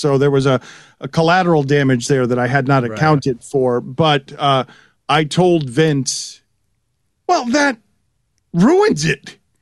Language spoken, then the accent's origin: English; South Florida, United States; I grew up in South Florida with listening to sports radio a certain way